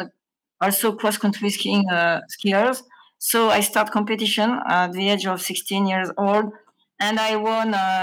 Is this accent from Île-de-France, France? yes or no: no; Grenoble, Auvergne-Rhône-Alpes, France; I was born in Grenoble, and at the age of 10 years, I decided to go to school by bicycle, but my school was very far from my home, and it was in Grenoble